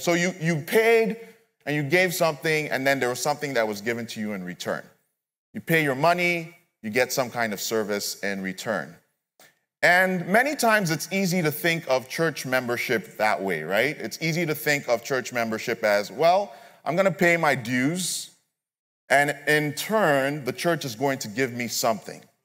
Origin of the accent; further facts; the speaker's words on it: Nigeria; moved away; I'm originally from Nigeria, so I don't have immediate family members here